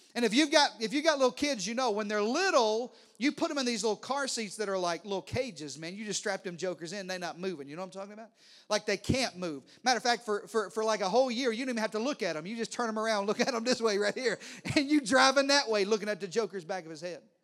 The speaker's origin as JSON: {"language": "English", "region": "Arkansas", "country": "United States", "accent": "country", "moved": "yes", "lives_now": "Texas, United States", "said": "I talked real country like this, 'cause I'm from Arkansas"}